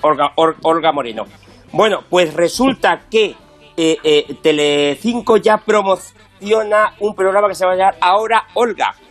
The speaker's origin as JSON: {"language": "Spanish", "region": "Castilla-La Mancha", "country": "Spain", "said": "yo que soy castellano manchego"}